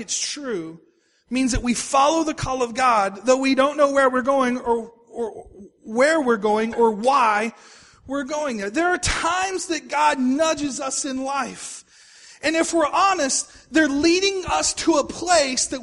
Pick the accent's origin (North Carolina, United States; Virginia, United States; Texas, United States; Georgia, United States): Texas, United States; moved away as an adult; also born or lived in Oklahoma City, Oklahoma; I was from Texas.